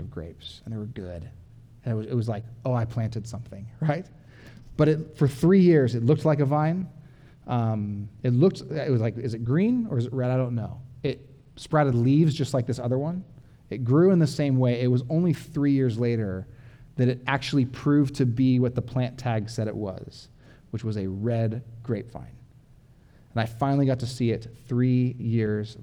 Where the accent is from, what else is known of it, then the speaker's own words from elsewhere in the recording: Orange County, California, United States; moved away; I'm from Orange County, where I had like cement city, like my backyard was like the size of this podium